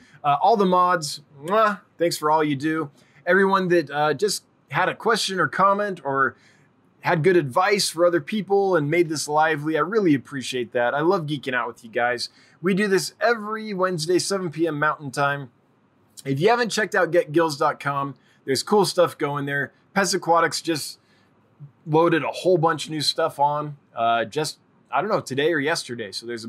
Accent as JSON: {"language": "English", "town": "Calgary", "region": "Alberta", "country": "Canada", "tie": "born or raised there", "said": "my hometown, Calgary, has an aquarium club where I live now. It's in the mountains."}